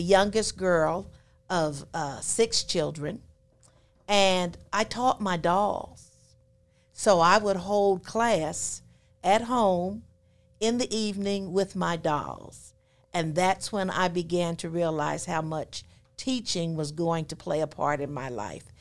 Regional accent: West Grove, Pennsylvania, United States; moved away; I was born in West Grove, Pennsylvania

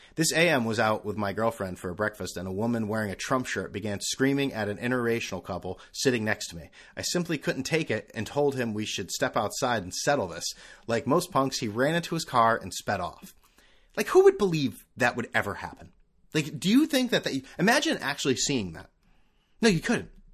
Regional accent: Northeast, United States; now in California, United States; I'm from the Northeast

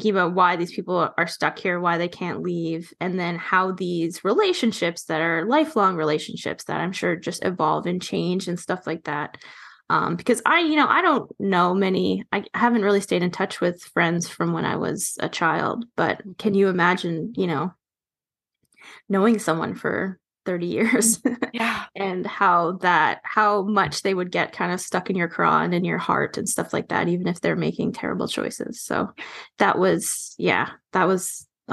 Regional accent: Toronto, Ontario, Canada; now in Vancouver, Canada; I grew up in Toronto and, you know, like riding the subway when I was a teen

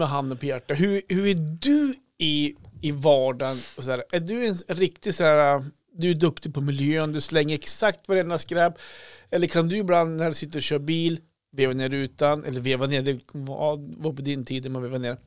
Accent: Krokom, Jämtland, Sweden; Jag är ju uppvuxen där i Krokom.

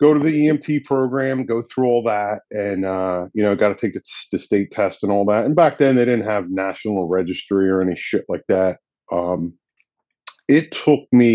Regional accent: Gloucester City, New Jersey, United States; also born or lived in Westville, New Jersey; I'm born and raised in Gloucester

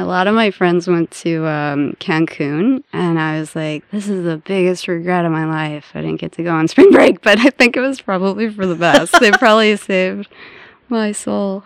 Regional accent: St. Louis, Missouri, United States; moved away as an adult; also born or lived in Ozarks / upstate New York; now in British Columbia, Canada; I was born and raised in St. Louis, Missouri

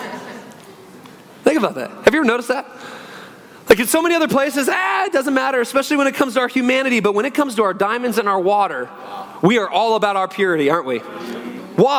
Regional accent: Northwest Washington, United States; moved away as an adult; also born or lived in Phoenix; We grew up in Northwest Washington, beautiful area, rainy, trees everywhere.

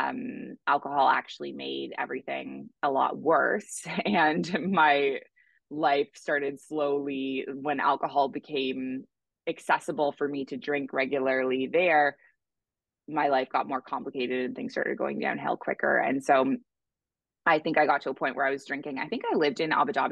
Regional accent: Toronto, Ontario, Canada; moved away as an adult; now in Bali, Indonesia; So I am originally from Canada. I grew up in Toronto.

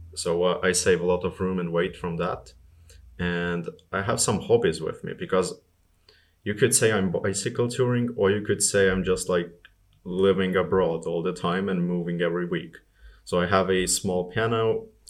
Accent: Estonia; I'm from Estonia. It, it gets really nasty there in the winter

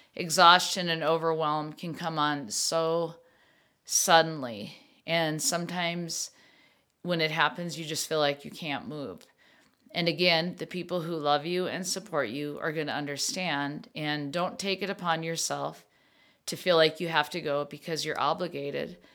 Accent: Minnesota, United States; I come from Minnesota family, and thank yous are so big that we always write thank yous

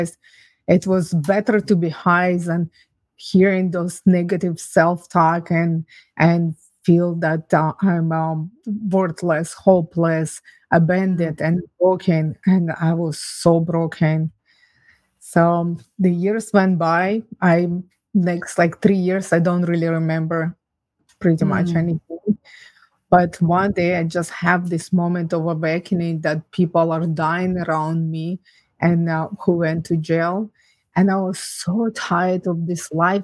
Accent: Ukraine; now in Canada; I was born and raised in Ukraine

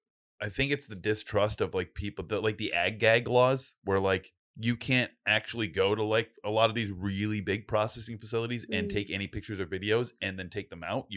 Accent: North Smithfield, Rhode Island, United States; maybe I'm biased because I'm from North Smithfield

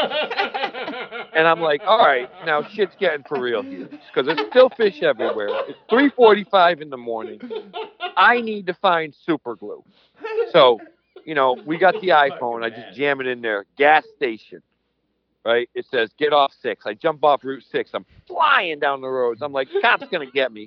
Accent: Connecticut, United States; I'm from Connecticut

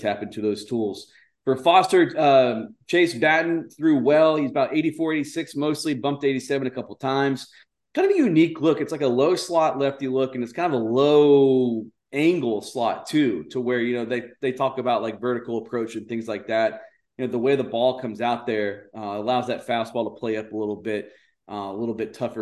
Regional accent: Houston, Texas, United States; I grew up in Houston, but I grew up on the north side of Houston

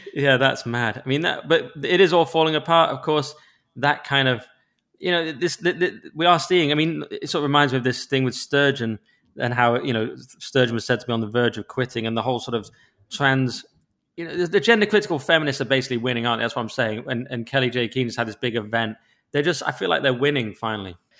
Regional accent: England, United Kingdom; I'm English

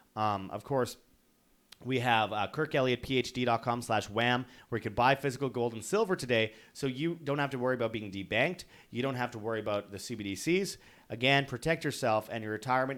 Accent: Canada; as a Canadian

